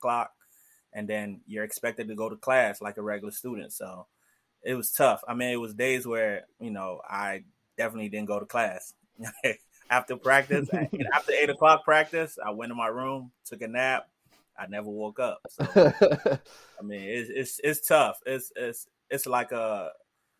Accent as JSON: {"language": "English", "town": "Wheaton", "region": "Maryland", "country": "United States", "tie": "born or raised there", "also_born_or_lived": "Silver Spring, Maryland", "said": "originally from Silver Spring, Maryland. Technically, I say Wheaton, Maryland"}